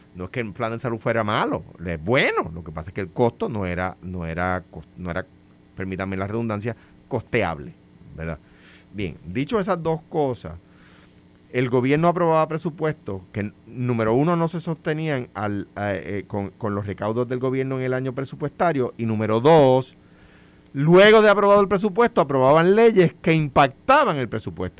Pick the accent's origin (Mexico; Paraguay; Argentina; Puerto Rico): Puerto Rico